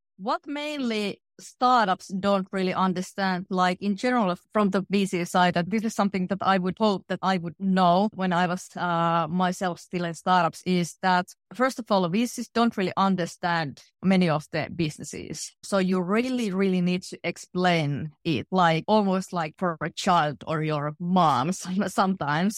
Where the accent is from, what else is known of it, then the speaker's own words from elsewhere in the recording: middle Finland, Central Finland, Finland; I grew up in a very small factory town in middle Finland.